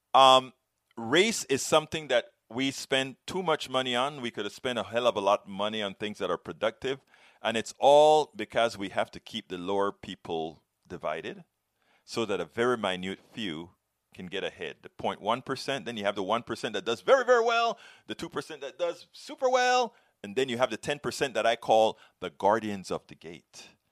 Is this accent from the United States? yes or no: no; Panama; I come from Panama, Latino, Caribbean, black